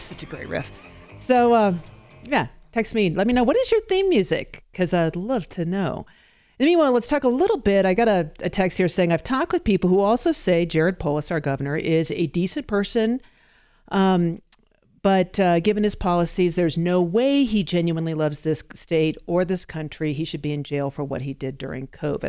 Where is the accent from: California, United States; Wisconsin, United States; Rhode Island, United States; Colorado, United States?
Colorado, United States; I am in fact a Colorado native